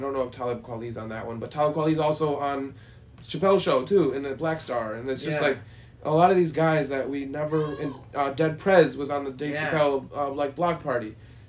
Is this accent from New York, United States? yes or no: yes; Rochester, New York, United States; I'm from Rochester as a whole